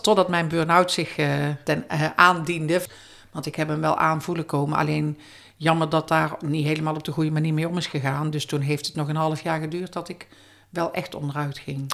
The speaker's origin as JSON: {"language": "Dutch", "region": "North Brabant", "country": "Netherlands", "said": "in de omgeving bij ons in Brabant"}